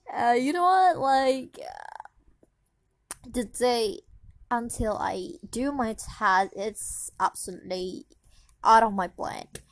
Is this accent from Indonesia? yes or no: yes; Indonesia; English is a second language; So it's not my mother tongue. My mother tongue, tongue, tongue. Uh, like I'm Indonesian